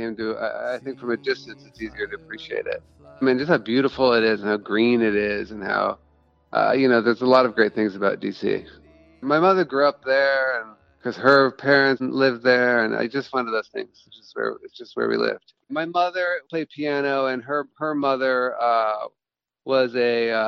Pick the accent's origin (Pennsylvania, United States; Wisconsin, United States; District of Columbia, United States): District of Columbia, United States; Washington; I am a songwriter from Washington, D.C.